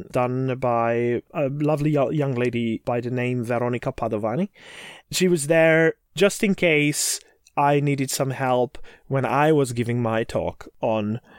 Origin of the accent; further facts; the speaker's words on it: Flemish part of Belgium, near Bruges, Flanders, Belgium; I'm from Belgium.